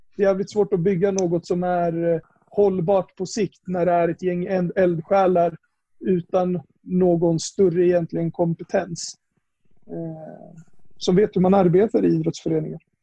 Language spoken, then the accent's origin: Swedish; Upplands Väsby, Stockholm County, Sweden; jag är uppvuxen här i Upplands Väsby